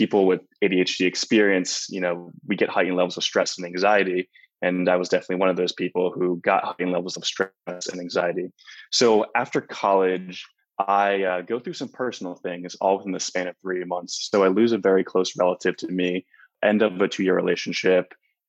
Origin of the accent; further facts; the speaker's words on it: Flemington, New Jersey, United States; moved away as an adult; also born or lived in Los Angeles, California; I'm originally from New Jersey, a small town of 4,000 people called Flemington